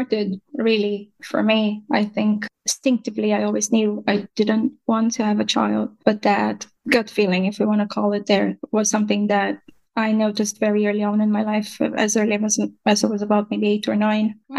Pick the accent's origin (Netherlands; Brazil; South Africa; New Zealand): Brazil; moved away as an adult; now in Ireland; I'm based in Ireland, but I'm originally from Brazil